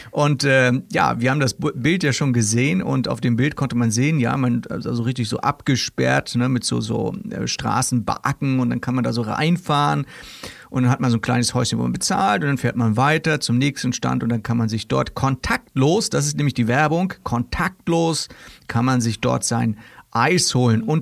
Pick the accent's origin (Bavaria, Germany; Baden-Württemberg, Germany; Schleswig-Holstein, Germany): Schleswig-Holstein, Germany; Kiel; Ja, Kieler Woche ist immer schlechtes Wetter. Ja, wir wissen das. Wir kennen das schon als Kieler.